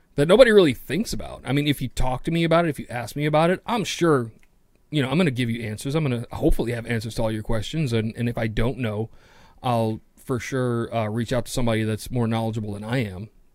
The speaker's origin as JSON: {"language": "English", "town": "New York City", "region": "New York", "country": "United States", "tie": "born or raised there", "said": "I'm a city kid. I'm from New York City"}